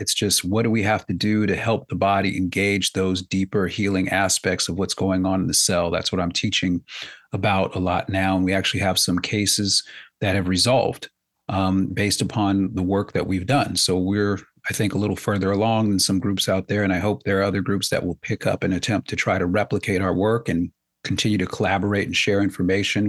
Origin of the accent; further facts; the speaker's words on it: United States; I'm an American